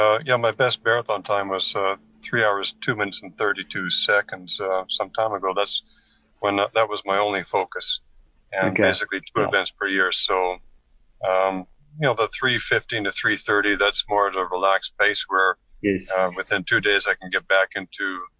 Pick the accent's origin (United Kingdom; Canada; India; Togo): Canada; also born or lived in Middle East / Russia; now in Kuwait; I'm a Canadian originally. I've lived in the Middle East for 13 years, Russia for a year.